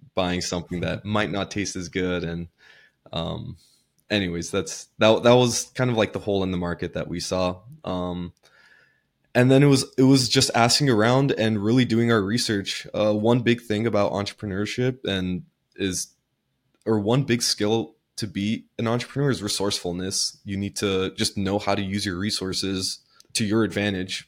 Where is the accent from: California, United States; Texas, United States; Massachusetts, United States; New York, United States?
California, United States; Southern; I grew up in Southern California.